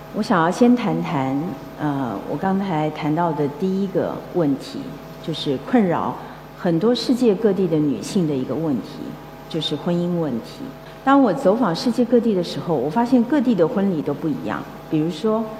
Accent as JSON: {"language": "Chinese", "country": "Taiwan", "tie": "born or raised there", "said": "我小的时候，我是一个来自眷村的一个孩子"}